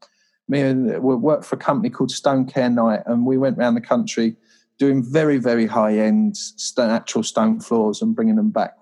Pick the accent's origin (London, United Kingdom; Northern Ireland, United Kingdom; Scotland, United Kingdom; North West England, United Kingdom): London, United Kingdom; Croydon; London, this all is. This is all Croydon, Addiscombe, South London.